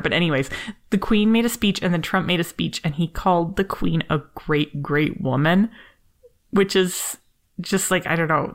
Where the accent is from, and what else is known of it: Canada